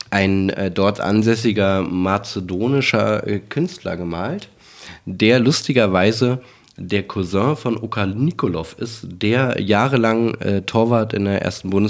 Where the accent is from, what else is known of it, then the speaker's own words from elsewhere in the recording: Berlin, Germany; born there; geboren in Berlin, ähm, lebe auch noch in Berlin